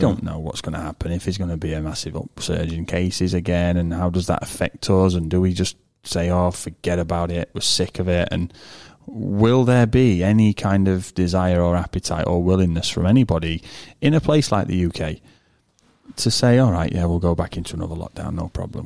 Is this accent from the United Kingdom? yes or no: yes; United Kingdom; I'm British